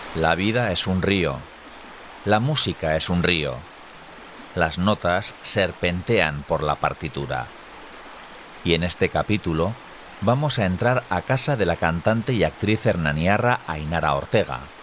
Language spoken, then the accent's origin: Spanish; Tolosa, Basque Country, Spain; yo que soy de Tolosa